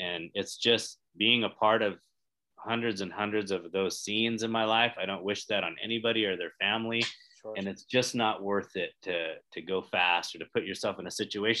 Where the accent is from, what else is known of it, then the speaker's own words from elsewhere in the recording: Sacramento, California, United States; I grew up in Northern California